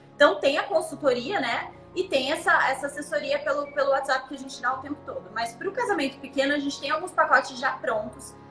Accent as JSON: {"language": "Portuguese", "country": "Brazil", "tie": "born or raised there", "moved": "as an adult", "lives_now": "Cancún, Mexico", "said": "Eu nasci no Brasil, sou brasileira"}